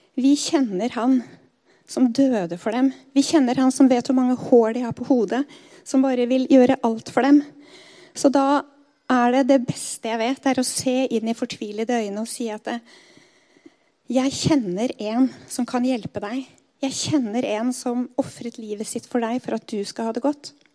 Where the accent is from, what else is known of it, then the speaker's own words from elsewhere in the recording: Skedsmokorset, Akershus, Norway; der jeg vokste opp på Skedsmokorset